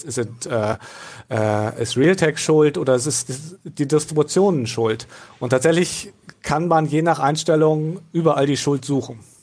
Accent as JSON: {"language": "German", "region": "Northern Germany", "country": "Germany", "said": "bin ja Norddeutscher"}